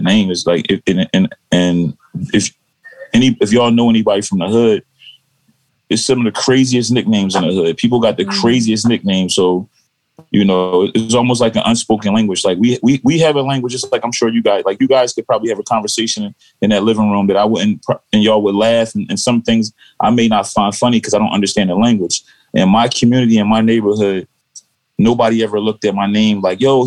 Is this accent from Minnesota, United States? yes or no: no; Philadelphia, Pennsylvania, United States; I'm from Philadelphia